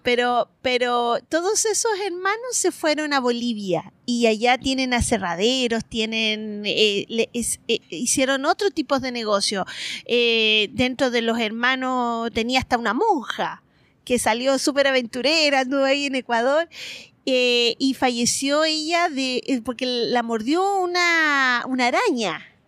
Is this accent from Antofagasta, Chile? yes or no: yes; Antofagasta, Chile; moved away as an adult; also born or lived in Japan / Australia; yo soy antofagastina, eh, nacida y criada en Antofagasta, en el norte